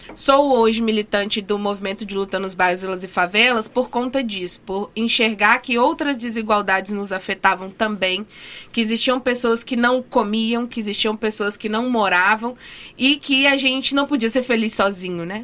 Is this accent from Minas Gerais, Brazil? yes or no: yes; Minas Gerais, Brazil; now in Rio Grande do Norte, Brazil; Eu sou de Minas, né? Sou mineira, mas estou naturalizada potiguar